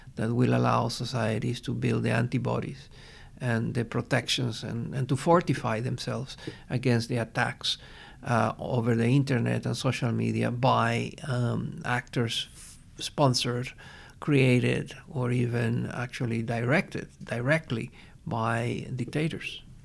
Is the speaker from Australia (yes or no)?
no; Venezuela; I am from Venezuela.